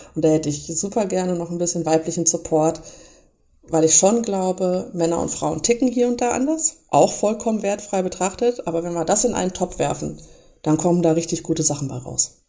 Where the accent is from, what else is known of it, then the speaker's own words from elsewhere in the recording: Lemgo, North Rhine-Westphalia, Germany; also born or lived in Bielefeld; nicht gebürtige Bielefelderin, sondern ich komme aus Lemgo